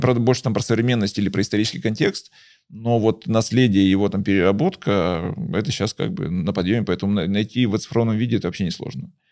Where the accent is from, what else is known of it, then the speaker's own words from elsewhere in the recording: Kostroma, Kostroma Oblast, Russia; also born or lived in Izhevsk; я родился в Костроме